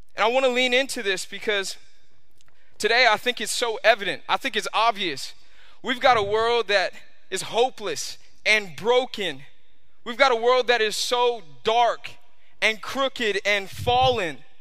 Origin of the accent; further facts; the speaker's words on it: New York, United States; now in Florida, United States; I grew up in New York